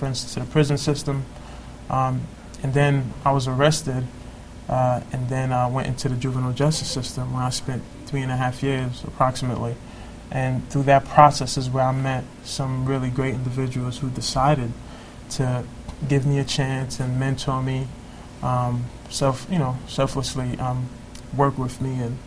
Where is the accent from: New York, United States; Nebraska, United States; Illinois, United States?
New York, United States; New York City; growing up in Brooklyn and Crown Heights, pre-gentrification